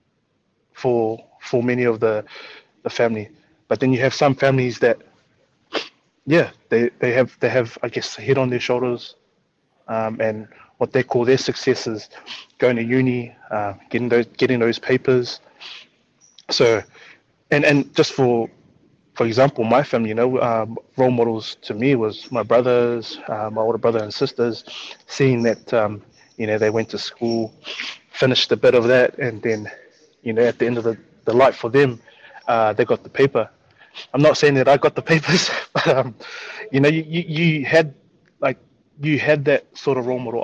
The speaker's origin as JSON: {"language": "English", "region": "Auckland", "country": "New Zealand", "tie": "born or raised there", "said": "as a kid growing up in South Auckland"}